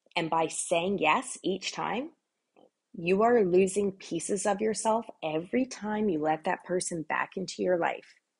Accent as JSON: {"language": "English", "country": "Canada", "said": "I'm Canadian"}